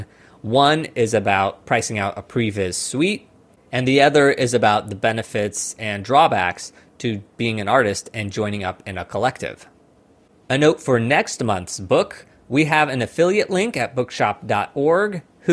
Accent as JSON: {"language": "English", "region": "Missouri", "country": "United States", "tie": "born or raised there", "moved": "as an adult", "lives_now": "New York, United States", "said": "back in my hometown in Missouri"}